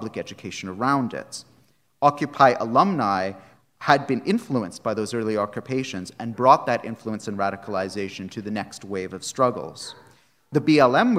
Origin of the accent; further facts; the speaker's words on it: Canada; moved away; my home country of Canada